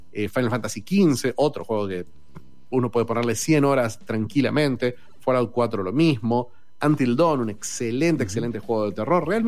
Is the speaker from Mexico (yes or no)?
no; Argentina